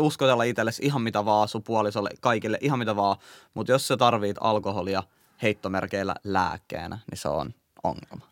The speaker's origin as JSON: {"language": "Finnish", "town": "Helsinki", "region": "Uusimaa", "country": "Finland", "tie": "born or raised there", "said": "mä oon kasvanut Kontulas."}